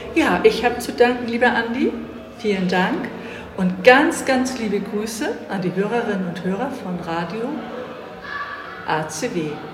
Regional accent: Hamburg, Germany; meine Heimatstadt ist Hamburg. Ich komme aus Hamburg

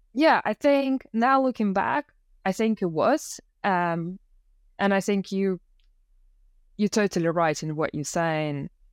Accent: Moscow, Russia; first language Russian; English is a second language; moved away as an adult; also born or lived in Leeds, United Kingdom; now in United Kingdom; I'm originally from Russia. I was born and raised in Moscow

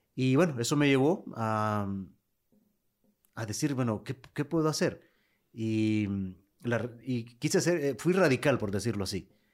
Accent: Lepaterique, Francisco Morazán, Honduras; mi pueblo, en Lepaterí

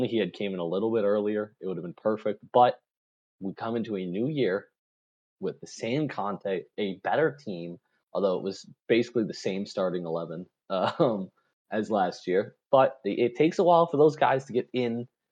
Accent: United States; because I'm an American

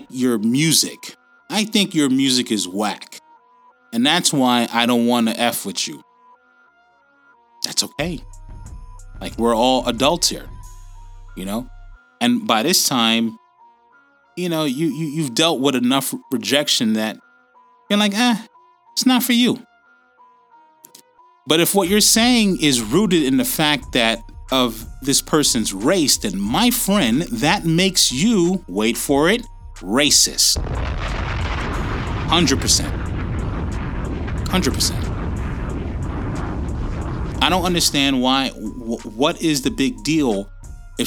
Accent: United States; now in Australia; Being that I am American, and I'm also an Australian citizen, my kids were born here

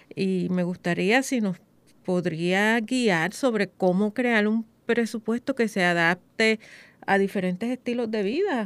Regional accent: Puerto Rico; nosotros como puertorriqueños

